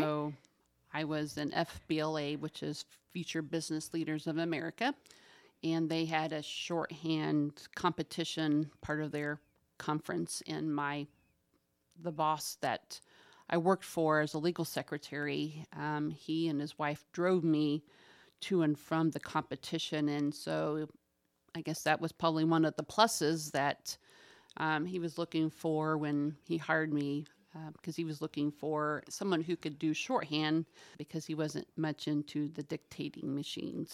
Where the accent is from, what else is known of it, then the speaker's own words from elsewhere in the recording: Winchester, Indiana, United States; moved away as an adult; now in Muncie, United States; I grew up in Winchester